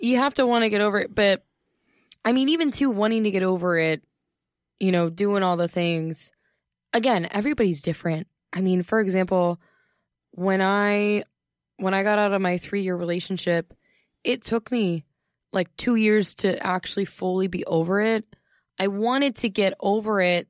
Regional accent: Ohio, United States; when I'm at home in Ohio

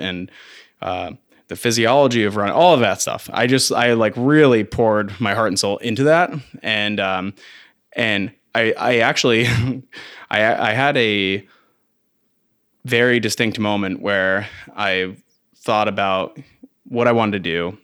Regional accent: Vermont, United States; also born or lived in Carthage, New York / Plattsburgh, New York; I was born in upstate New York, central New York area, Carthage. Um, and I lived in New York with my family for, like, a month and then moved to Vermont. So I'm technically not from Vermont, but, I mean, it's as close as you can get

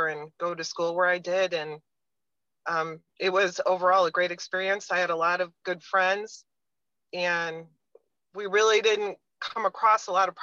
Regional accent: Chicago, Illinois, United States; I grew up in the Chicago suburbs

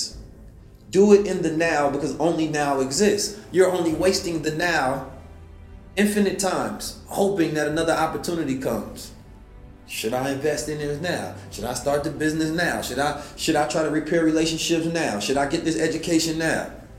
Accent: Oakland, California, United States; also born or lived in St. Louis; Man, growing up in Oakland was crazy. Growing up in St. Louis was crazy.

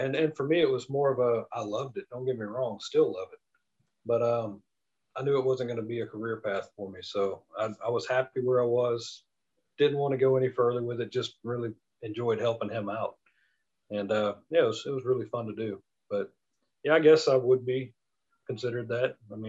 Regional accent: the South, United States; I'm from the South, 13 miles from the school is nothing.

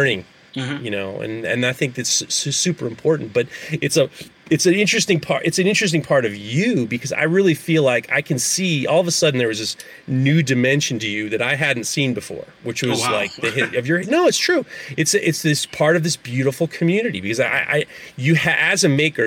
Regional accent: New York City, New York, United States; I grew up in New York City.

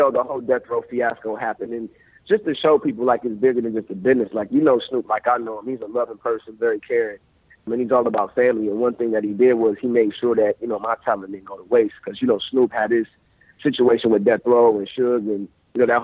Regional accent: Columbus, Ohio, United States; I was in my hometown of Columbus, Ohio

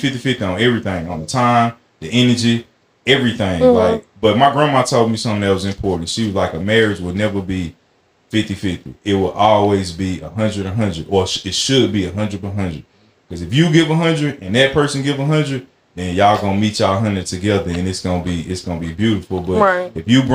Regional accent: Alabama, United States; I'm from Alabama

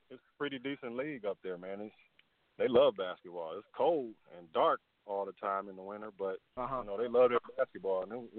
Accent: East Chicago, Indiana, United States; also born or lived in Merrillville, Indiana / Cheney, Washington; I'm from East Chicago, but I went to Andrean High School in Maryville.

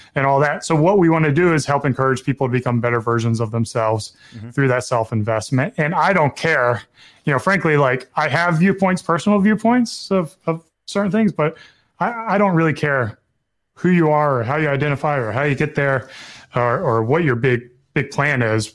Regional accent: the South, United States; growing up in the South

